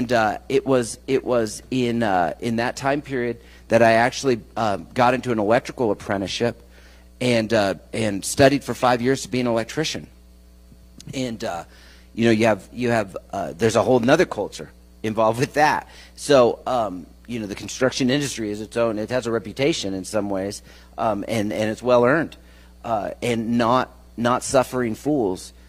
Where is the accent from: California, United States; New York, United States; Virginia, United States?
California, United States; San Francisco Bay Area; also born or lived in Colorado Springs, Colorado; I was born in Colorado Springs, but when I was about 7, we moved to the San Francisco Bay Area